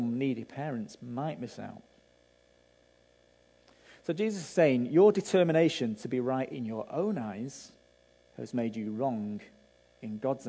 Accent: Manchester, North West England, United Kingdom; I grew up in Manchester

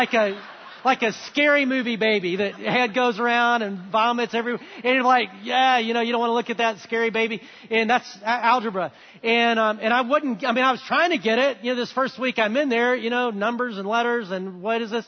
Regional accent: Huntsville, Alabama, United States; I grew up in Alabama, great place to grow up

